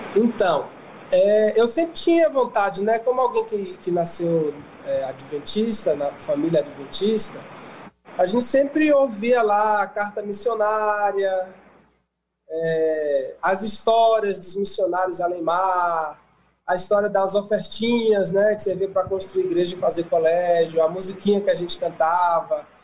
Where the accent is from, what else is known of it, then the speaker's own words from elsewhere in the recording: Bahia, Brazil; moved away as an adult; na Bahia, que eu sou de lá da Bahia